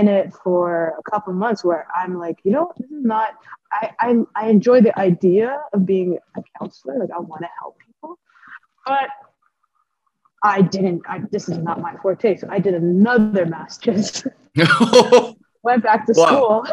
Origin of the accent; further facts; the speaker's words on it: Ottawa, Ontario, Canada; moved away as an adult; now in Edmonton, Canada; went back to my hometown